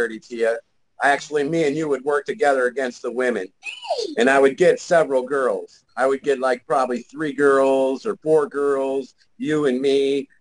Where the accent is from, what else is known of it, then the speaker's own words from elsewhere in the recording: St. Clair Shores, Michigan, United States; now in Arizona, United States; I used to live in Michigan. I grew up in Michigan, St. Clair Shores